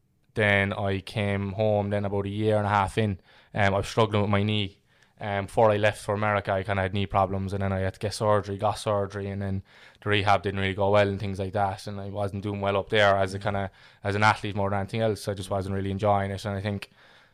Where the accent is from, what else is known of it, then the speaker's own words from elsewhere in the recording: Ireland; Yeah, so I grew up in Fair and Ferris there on Redemption Road my whole life.